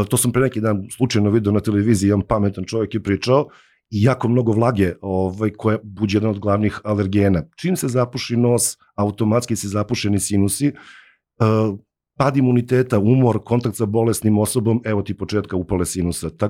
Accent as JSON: {"language": "Croatian", "country": "Serbia"}